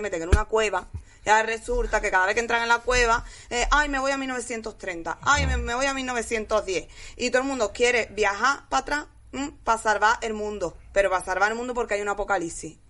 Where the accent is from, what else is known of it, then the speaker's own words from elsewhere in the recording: Jerez de la Frontera, Andalusia, Spain; now in Madrid, Spain; yo soy de Jerez